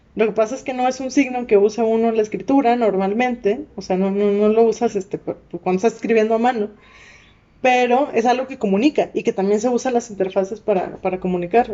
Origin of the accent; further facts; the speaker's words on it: Monterrey, Nuevo León, Mexico; accent: regia, norteña; moved away; yo soy de Monterrey